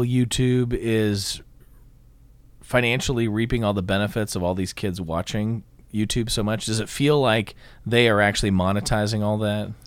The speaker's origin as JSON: {"language": "English", "town": "Scottsdale", "region": "Arizona", "country": "United States", "tie": "born or raised there", "also_born_or_lived": "California", "moved": "yes", "lives_now": "Atlanta, United States", "said": "I grew up in Scottsdale, Arizona, where There are no trees"}